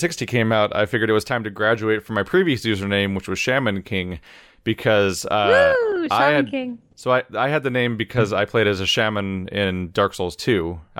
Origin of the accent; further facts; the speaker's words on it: Argentina; By the way, I'm from Argentina.